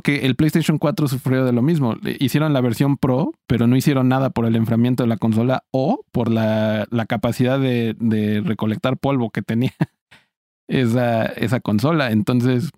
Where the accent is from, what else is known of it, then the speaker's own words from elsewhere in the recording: Mexico; siendo un mexicano